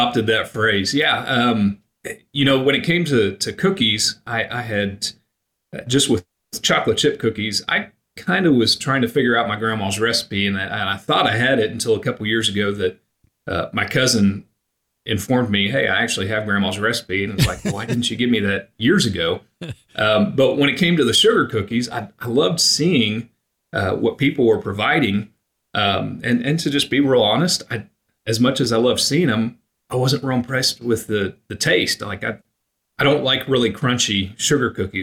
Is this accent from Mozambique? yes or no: no; Oklahoma, United States; I grew up in Oklahoma. My family was all in Pennsylvania